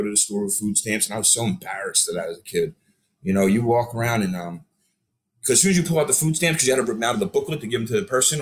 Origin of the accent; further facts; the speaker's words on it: Philadelphia, Pennsylvania, United States; moved away as an adult; also born or lived in Des Moines, Iowa / Bucks County, Pennsylvania / Lancaster, Pennsylvania; now in Los Angeles, United States; I've been out of Philly since I was about 28 after I got married and kind of jet out of the city. But, I still grew up and raised my life there.